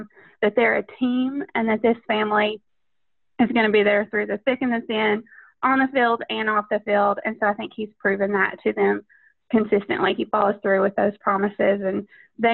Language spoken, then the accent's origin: English; Knoxville, Tennessee, United States; I grew up in Knoxville, Tennessee